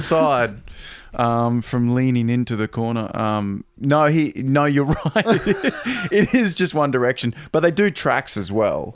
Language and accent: English; Toowoomba, Queensland, Australia; moved away; I grew up in Toowoomba and I grew up on this, you know, on Prince Henry Drive